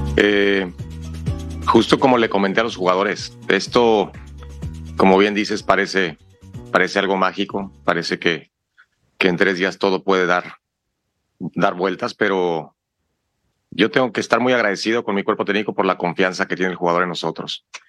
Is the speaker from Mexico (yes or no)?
yes; Mexico; somos mexicanos